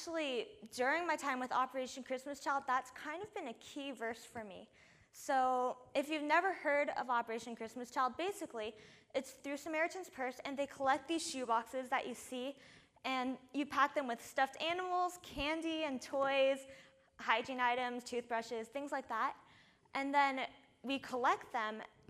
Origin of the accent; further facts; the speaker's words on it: California, United States; I'm not from Florida. I'm actually from here, from California